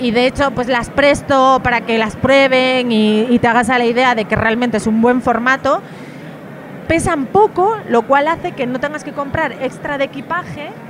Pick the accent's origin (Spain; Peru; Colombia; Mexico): Spain; Galicia; el agua a temperatura 20 y poco grados, yo que soy de Galicia, o sea, para mí